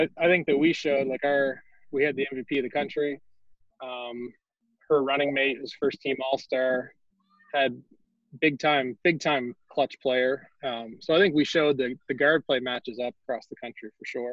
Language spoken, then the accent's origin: English; Nova Scotia, Canada; now in Prince Edward Island, Canada; I grew up in Nova Scotia, super small town, like even smaller than PEI.